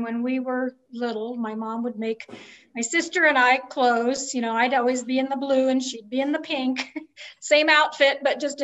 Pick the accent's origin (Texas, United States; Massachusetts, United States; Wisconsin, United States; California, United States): California, United States; Southern; moved away as an adult; also born or lived in Olympia, Washington; now in New Mexico, United States; I lived in a lot of places, but I grew up in Southern California